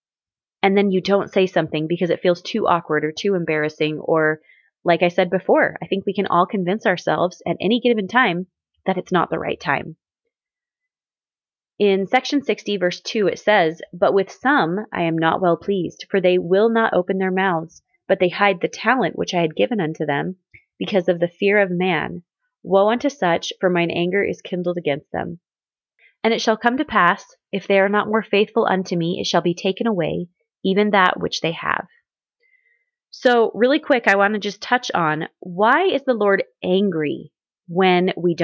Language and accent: English; Southwest Missouri, United States; growing up in Southwest Missouri